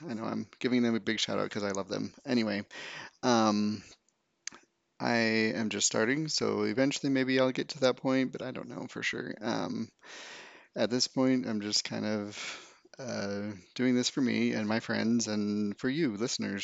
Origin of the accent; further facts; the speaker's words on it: Utah, United States; I grew up in Utah, a um, small town very very small town.